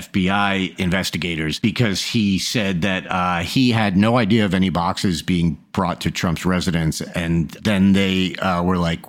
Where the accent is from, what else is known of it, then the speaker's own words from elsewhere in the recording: Long Island, New York, United States; I'm just a middle class kid from Long Island